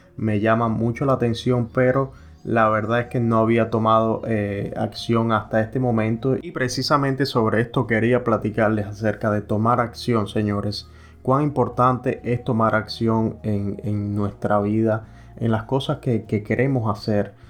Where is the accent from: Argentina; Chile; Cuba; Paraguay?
Cuba; moved away as an adult; now in United States; yo soy cubano, yo soy emigrante que llegué aquí a los Estados Unidos